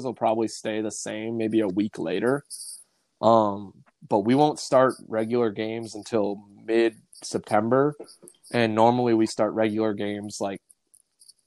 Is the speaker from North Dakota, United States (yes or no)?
yes; Bismarck, North Dakota, United States; now in Wayne, United States; growing up in Bismarck.